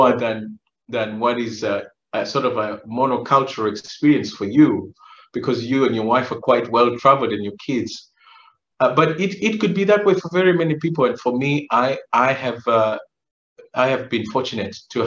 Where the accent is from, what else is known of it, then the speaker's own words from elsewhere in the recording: Uganda; also born or lived in Kenya / Kampala, Uganda; now in United States; I was born in Kenya, raised in Uganda